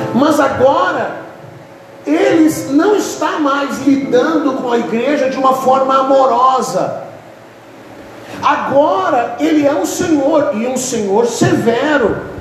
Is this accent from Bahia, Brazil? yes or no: no; Rio Grande do Sul, Brazil; Eu sou gaúcho